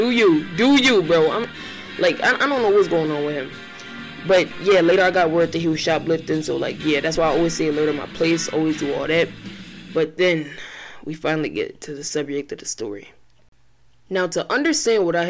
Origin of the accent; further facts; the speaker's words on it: Philadelphia, Pennsylvania, United States; I grew up in North Philly, Strawberry Mansion